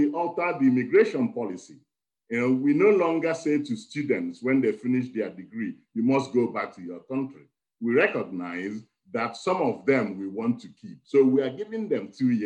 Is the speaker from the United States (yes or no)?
no; Nigeria; moved away as an adult; now in Wales, United Kingdom; I am originally Nigerian. I've lived in Wales for over 35 years, 40 years